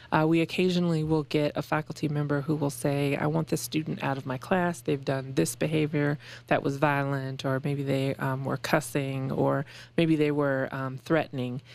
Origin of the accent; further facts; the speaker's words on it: Aurora, Colorado, United States; moved away as an adult; also born or lived in Western Illinois; I am from Colorado